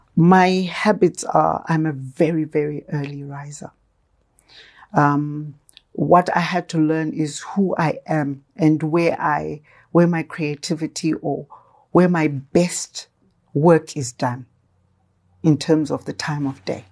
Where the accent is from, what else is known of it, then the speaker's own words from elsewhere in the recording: Gwanda, Matabeleland South, Zimbabwe; I was born in Manama, Gwanda, at Manama Mission Hospital in Gwanda